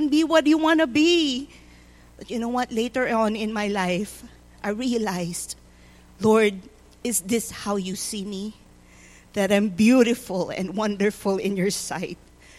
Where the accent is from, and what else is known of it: Philippines; born or raised there; now in Tulsa, United States